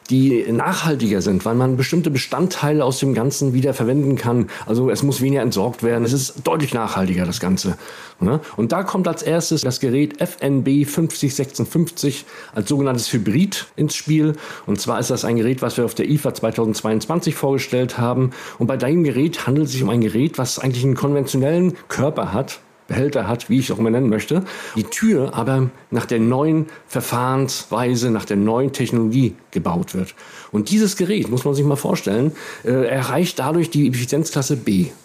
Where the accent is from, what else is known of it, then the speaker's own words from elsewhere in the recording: Mecklenburg-Vorpommern, Germany; Teile Sachsen-Anhalts und natürlich meine Heimat Mecklenburg-Vorpommern.